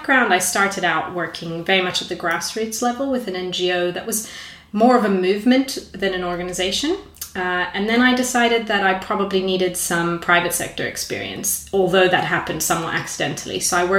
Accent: South Africa; also born or lived in Brazil; So I grew up in South Africa and Brazil. So I'm kind of southern in that sort of general sense.

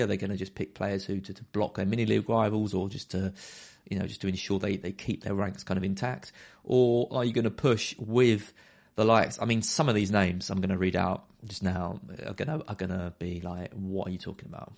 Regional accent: Brentwood, East of England, United Kingdom; Brentwood, my hometown.

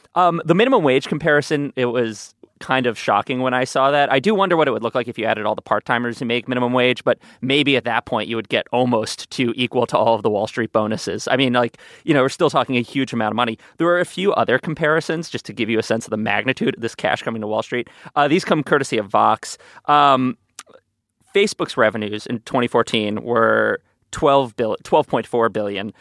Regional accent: New York City, New York, United States; as a New Yorker

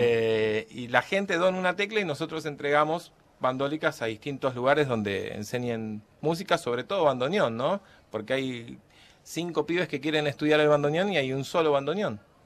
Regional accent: Argentina; somos argentinos

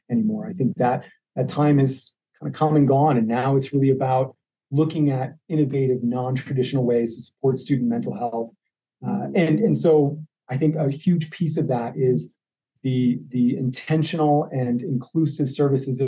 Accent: Ohio, United States; now in Arizona, United States; I grew up in Ohio, so there's a part of me that's traditionally an Ohio State Buckeye fan.

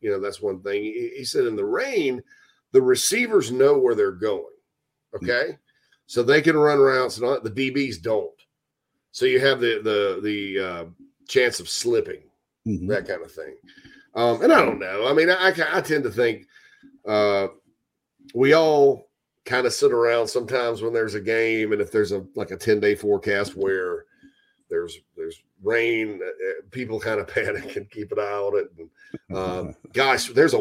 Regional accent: Spartanburg, South Carolina, United States; my hometown of Spartanburg, South Carolina.

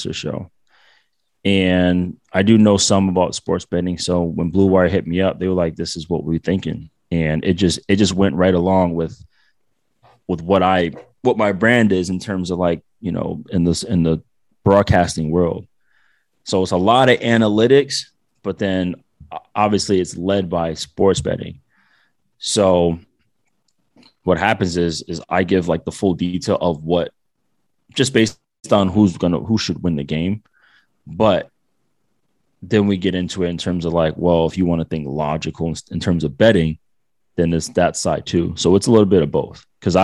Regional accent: Providence, Rhode Island, United States; moved away as an adult; now in Orange County, United States; I'm from Providence, but I live in Cali.

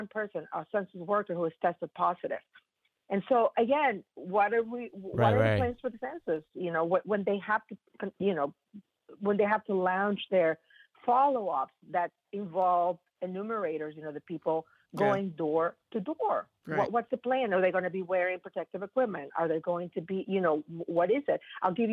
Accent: Mexico; moved away; I'm from Mexico

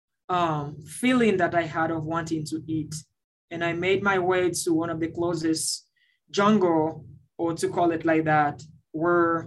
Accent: Centre, Haiti; moved away; also born or lived in Dominican Republic; I was born in Haiti and raised in the Dominican Republic. And I lost my parents at the age of 8. Living in the central part of Haiti

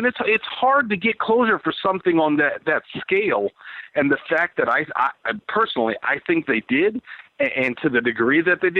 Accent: Los Angeles, California, United States; born there; I was born in Los Angeles. We don't really have a St. Louis voice on this podcast.

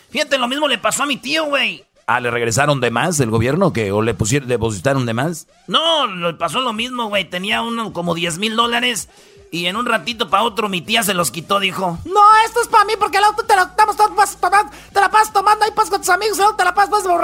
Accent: Michoacán, Mexico; also born or lived in Mexico City; mamá es de Michoacán, todos mis hermanos. Nomás vino un día aquí al DF y pues me tuvo, pero yo pues me siento michoacano y soy michoacano.

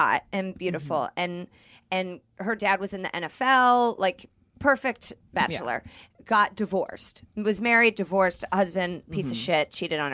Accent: Midwest, United States; I'm from the middle of the country

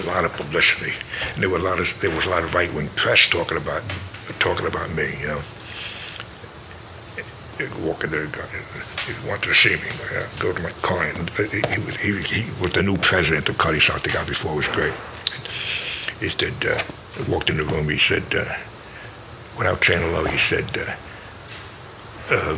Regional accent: New York, United States; I'm from New York, so I say yo

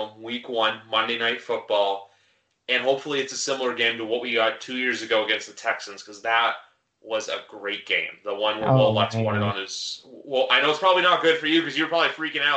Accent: Canada; I'm Canadian

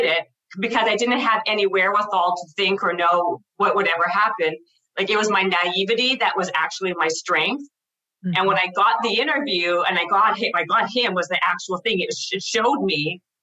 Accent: Winnipeg, Manitoba, Canada; I'm from Winnipeg, Manitoba.

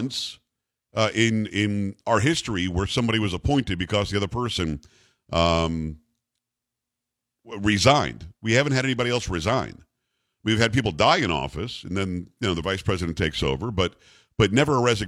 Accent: Florida, United States; I grew up in Florida

